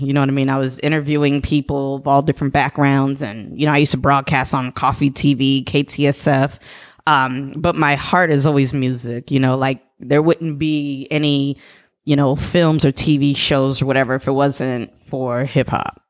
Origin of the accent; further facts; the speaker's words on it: San Jose, California, United States; I'm actually born and raised in San Jose.